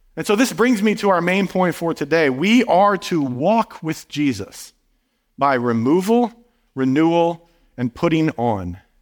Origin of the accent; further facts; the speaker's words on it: Midwest, United States; moved away; growing up in a small town in the Midwest